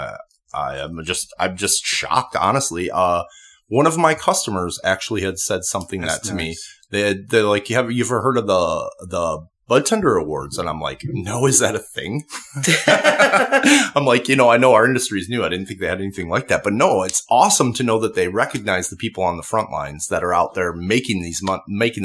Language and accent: English; Chicagoland area, west of Chicago suburbs, Illinois, United States; moved away as an adult; now in Las Vegas, United States; I'm from the Chicagoland area, just west of Chicago in the suburbs.